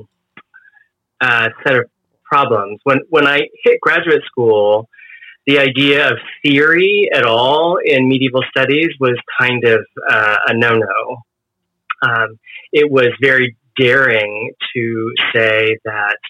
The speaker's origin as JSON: {"language": "English", "area": "Bay Area", "region": "California", "country": "United States", "tie": "born or raised there", "moved": "as an adult", "said": "I was from California. I was raised in the Bay Area, and I wanted to return"}